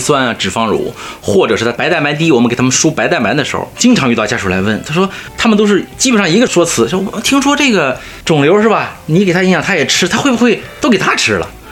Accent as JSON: {"language": "Chinese", "country": "China", "said": "我们中国人或者亚洲人，更多的是肝炎，乙肝或者丙肝"}